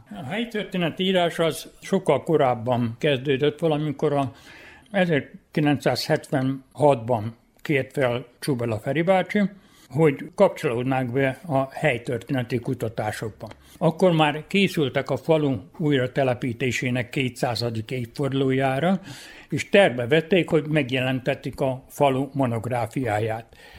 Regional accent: Bácsfeketehegy / Moravica, Vojvodina, Serbia; born or raised there

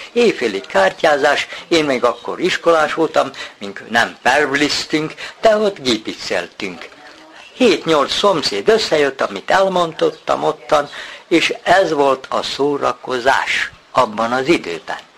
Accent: Kishegyes, Vojvodina, Serbia; 39-ben születtem, a szüleim is kint azon a tanyán, ahol vagyunk, a Bajsai út. Bajsai úton ott laktunk, iskolás koromban is ott jártunk

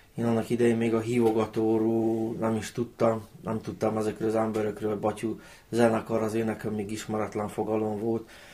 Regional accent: Novi Bečej, Vojvodina, Serbia; accent: Banat ö-ző (őzés); Török becseiek

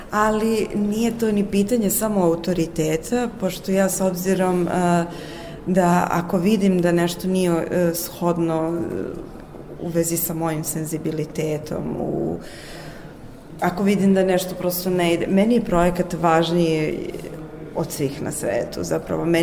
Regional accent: Pančevo, Vojvodina, Serbia; Pančevo, moj rodni kraj, mislim, grad u kome sam rođena.

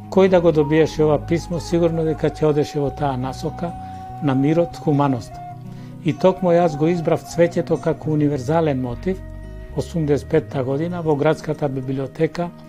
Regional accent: Demir Hisar, North Macedonia; also born or lived in Bitola / Belgrade; now in Skopje, North Macedonia; се дојдов и во мојот роден крај да се одолжам, три години во служба за индивидуално земјоделство во Демир Хисар.

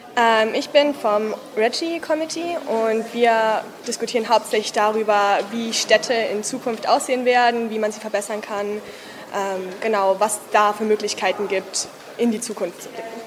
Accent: Regensburg, Bavaria, Germany; ich komme aus Regensburg in Bayern, in Deutschland.

